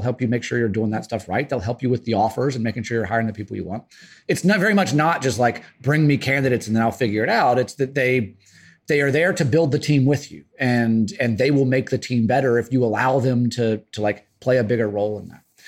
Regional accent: the South, United States; now in Brooklyn, United States; I am from the South.

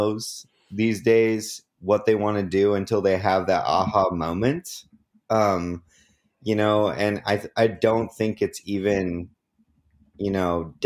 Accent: Oregon, United States; moved away as an adult; now in Los Angeles, United States; people growing up in Oregon as a white man, a little bit jaded. There's a lot of there's a lot of people just like me up there

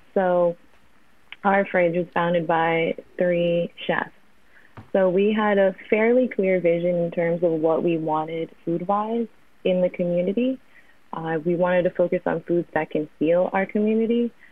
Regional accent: New York, United States; Born and raised in New York

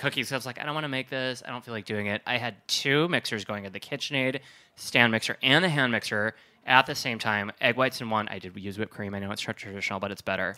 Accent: Wisconsin, United States; growing up in Wisconsin, Lake Michigan

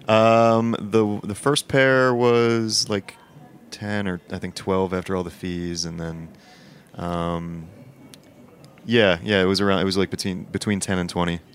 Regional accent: Philadelphia, Pennsylvania, United States; now in New York, United States; I'm from Philly originally

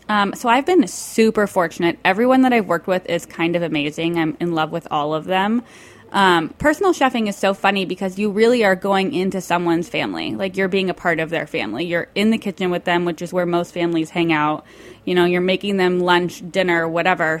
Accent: Tucson, Arizona, United States; I grew up in Arizona with like all the guacamole in the world.

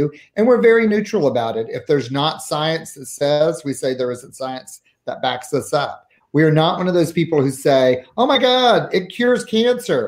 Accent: the South, United States; now in Seattle, United States; I am from the South

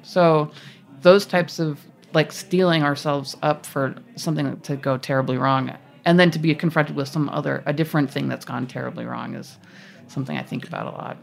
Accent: Massachusetts, United States; I'm from Massachusetts

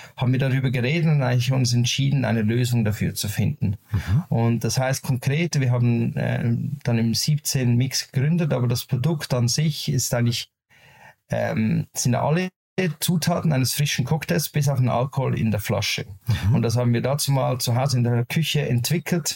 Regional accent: Zurich, Switzerland; Wir sind aus der Schweiz, aus Zürich, beziehungsweise ich

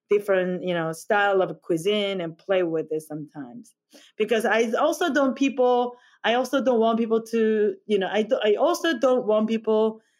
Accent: South Korea; English is a second language; moved away as an adult; now in United States; I came from Korea and I, to go to the culinary school in 2009.

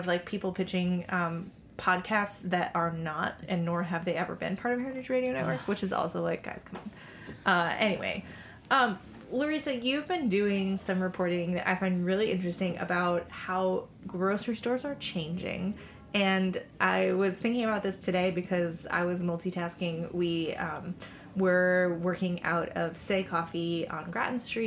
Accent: New England, United States; if you're from New England like me

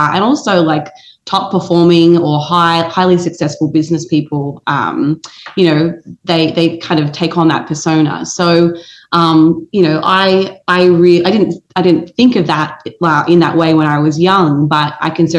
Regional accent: Australia; moved away as an adult; now in United States; growing up in Australia

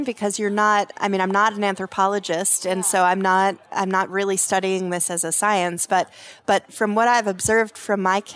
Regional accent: Los Alamos, New Mexico, United States; also born or lived in Santa Fe, New Mexico; I was raised in Los Alamos, New Mexico. That's where I was born. We moved to Santa Fe later

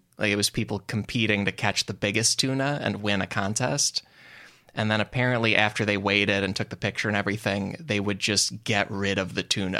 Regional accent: outside Chicago, Illinois, United States; I'm from outside Chicago

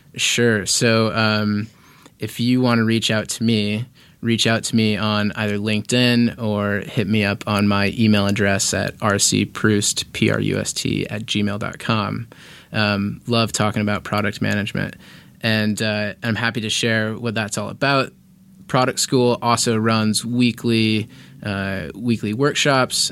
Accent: Indianapolis, Indiana, United States; moved away as an adult; also born or lived in San Diego; now in Los Angeles, United States; I grew up in Indiana. Indianapolis, Indiana is my hometown.

